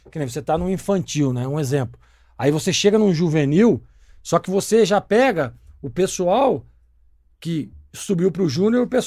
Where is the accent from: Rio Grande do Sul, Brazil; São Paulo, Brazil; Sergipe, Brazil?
São Paulo, Brazil; Americana; born or raised there; now in Campinas, Brazil